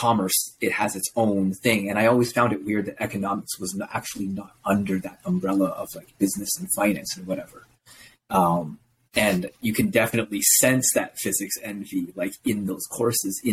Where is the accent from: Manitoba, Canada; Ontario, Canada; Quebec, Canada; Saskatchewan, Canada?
Ontario, Canada; Toronto; I was born here in Canada in the GTA region and I grew up here, went to school here, high school here, went to university here